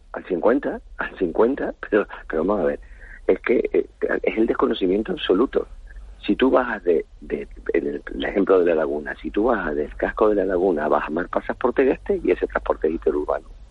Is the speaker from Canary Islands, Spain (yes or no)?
yes; Canary Islands, Spain; nos trata como ciudadanos de segunda